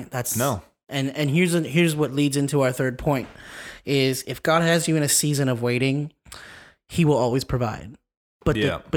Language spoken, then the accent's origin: English; California, United States; now in Las Vegas, United States; So we're originally from Southern California.